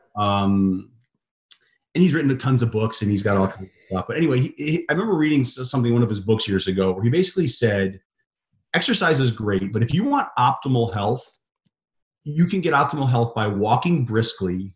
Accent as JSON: {"language": "English", "town": "Chicago", "region": "Illinois", "country": "United States", "tie": "born or raised there", "said": "I grew up in Chicago"}